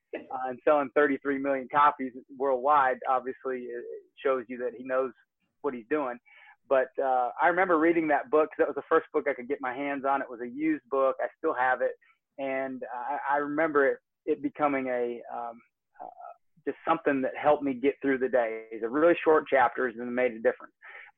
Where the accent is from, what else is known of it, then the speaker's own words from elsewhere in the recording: Michigan City, Indiana, United States; born there; now in Georgia, United States; And sometimes it's like climbing a sand dune in Northwest Indiana. I was born in Michigan City.